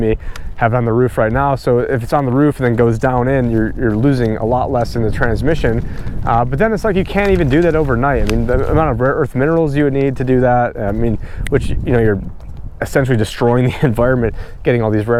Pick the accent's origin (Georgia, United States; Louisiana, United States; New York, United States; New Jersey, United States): New York, United States; moved away; me growing up in New York